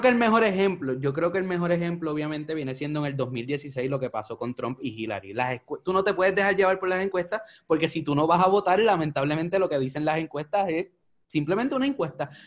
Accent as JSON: {"language": "Spanish", "country": "Puerto Rico", "said": "como boricua"}